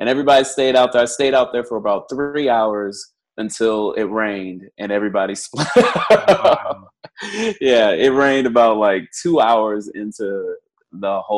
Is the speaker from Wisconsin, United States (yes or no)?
no; Detroit, Michigan, United States; moved away; I'm originally from Detroit, Michigan.